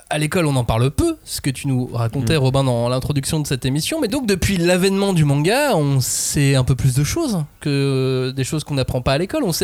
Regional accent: France; Donc, il nous reste vraiment que le manga quand on est français

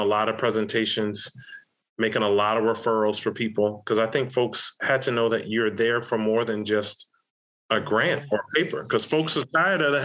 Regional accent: the South, United States; growing up in the South

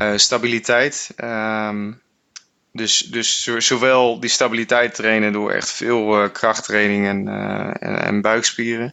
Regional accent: Netherlands

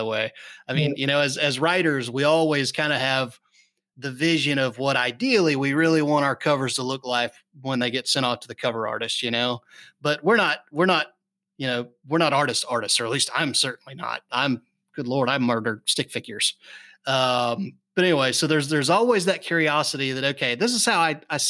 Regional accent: North Florida, United States; we lived out in the sticks in North Florida.

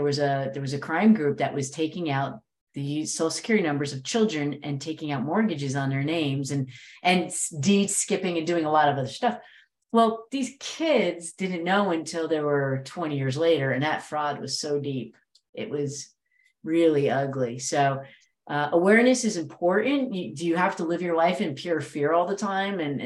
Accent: New Jersey, United States; I'm from Jersey

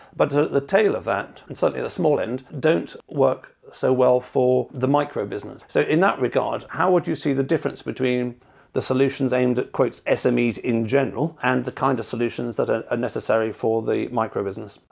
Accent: United Kingdom; I'm British

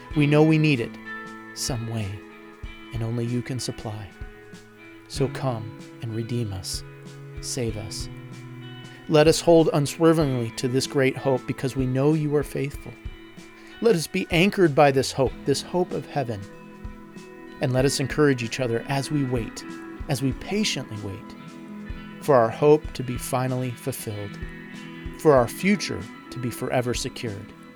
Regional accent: United States; as an American

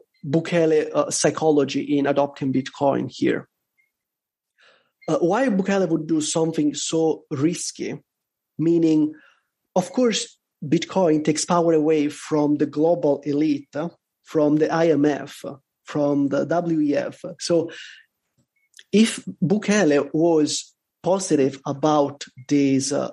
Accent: Italy; now in El Salvador; I'm from Europe, by the way. I'm from Italy

